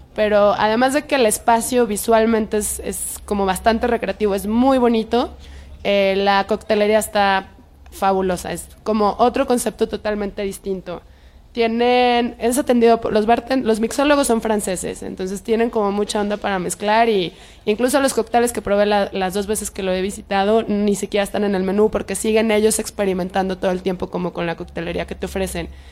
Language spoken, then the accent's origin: Spanish; Guadalajara, Jalisco, Mexico; now in Mexico City, Mexico; yo soy de Pueblo Quieto